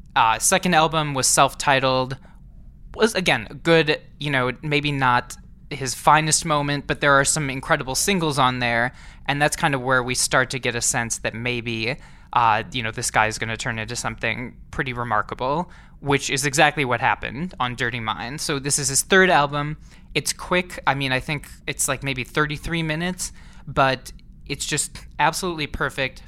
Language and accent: English; Saint Paul, Minnesota, United States; moved away; I'm from the Twin Cities originally. I'm from Saint Paul, Minnesota